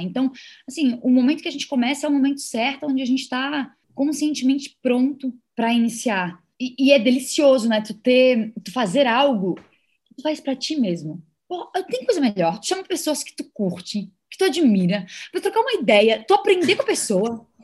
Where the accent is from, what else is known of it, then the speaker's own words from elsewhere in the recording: Brazil; enquanto brasileiro